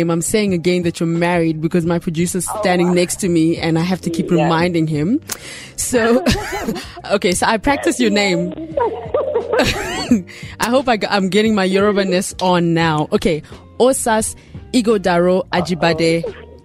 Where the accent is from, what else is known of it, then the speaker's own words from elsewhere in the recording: Nigeria; accent: Nigerian; don't make me come pull out my small Niger accent.